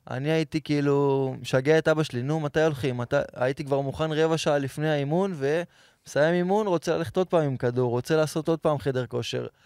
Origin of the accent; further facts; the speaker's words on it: Petah Tikva, Central District, Israel; האמת, גדלתי בפתח תקווה. יש חלק מהמשפחה של אבא שלי מכבי, חלק הפועל